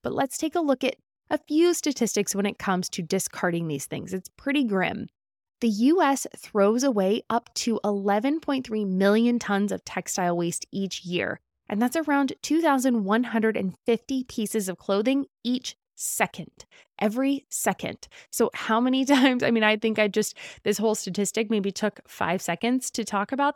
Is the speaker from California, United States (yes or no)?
yes; California, United States; As a Californian